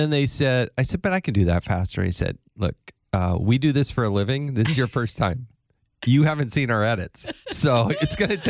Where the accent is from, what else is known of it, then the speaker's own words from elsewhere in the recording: Granby, Colorado, United States; also born or lived in California / Arizona; So I was born in Northern California, lived in Southern California, moved to Arizona, graduated high school in Colorado. So we kind of bounced around a little bit.